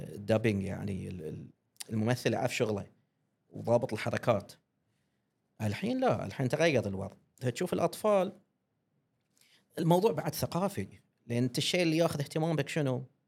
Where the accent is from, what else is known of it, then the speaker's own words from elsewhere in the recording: Bahrain; accent: Bahraini; احنا البحرين نحب لهجتنا وايد